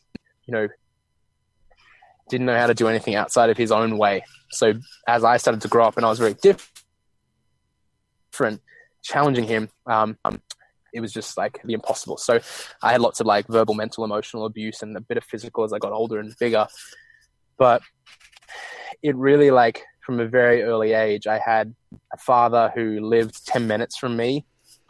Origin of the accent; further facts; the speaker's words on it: Australia; now in Bali, Indonesia; I'm from Australia, and we live in Bali